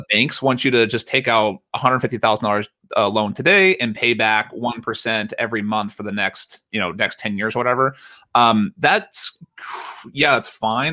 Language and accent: English; United States; accent: American; I'm an American, uh, by my accent